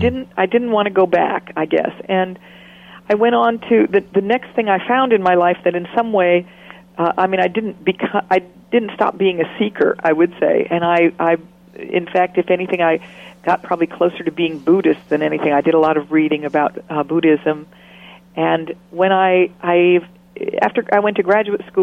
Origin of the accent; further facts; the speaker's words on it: Stockton, California, United States; I grew up in Stockton, California.